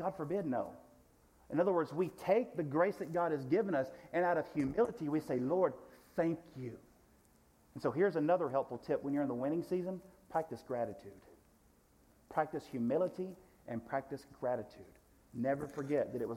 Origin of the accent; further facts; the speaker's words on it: United States; American Christians in the United States of America